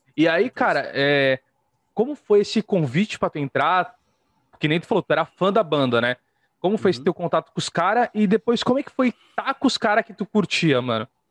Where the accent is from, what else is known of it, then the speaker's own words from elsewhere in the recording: Santos, São Paulo, Brazil; Eu tô em Santos, velho. Sou de Santos.